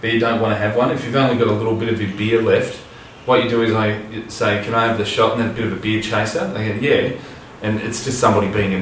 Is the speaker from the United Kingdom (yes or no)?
no; Australia; I'm from Australia